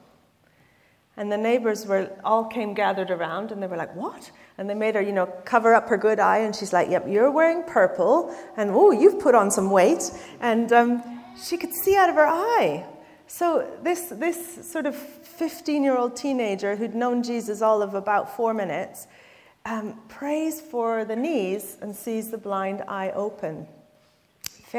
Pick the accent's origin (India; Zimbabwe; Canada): Canada; now in London, United Kingdom; I am Canadian